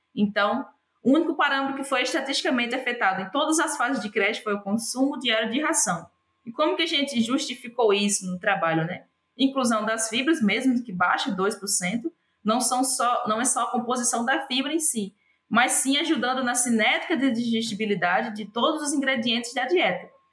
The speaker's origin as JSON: {"language": "Portuguese", "town": "João Câmara", "region": "Rio Grande do Norte", "country": "Brazil", "tie": "born or raised there", "also_born_or_lived": "United States / Denmark / Southern Brazil", "moved": "as an adult", "said": "Eu sou original de João Câmara, no, no Rio Grande do Norte, né? Nascida e criada lá"}